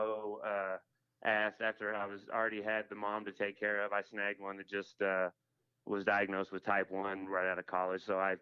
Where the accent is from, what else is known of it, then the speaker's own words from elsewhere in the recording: Arkansas, United States; I'm from Arkansas